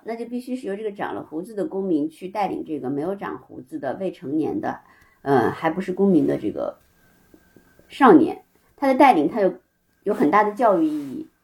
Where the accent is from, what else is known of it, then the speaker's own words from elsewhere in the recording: Beijing, China; 先跟外公外婆，然后十一岁扔到北京跟爷爷奶奶